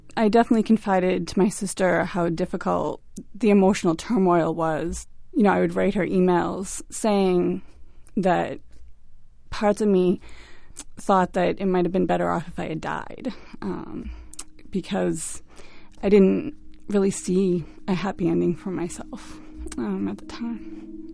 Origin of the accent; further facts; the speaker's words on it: Quincy, Massachusetts, United States; I'm from Quincy, Massachusetts.